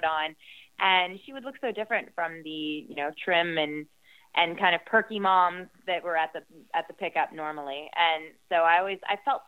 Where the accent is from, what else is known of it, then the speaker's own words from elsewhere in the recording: Southern Ohio, United States; also born or lived in near London, United Kingdom; now in London, United Kingdom; I was growing up in Southern Ohio, very different political beliefs than most of the people around us.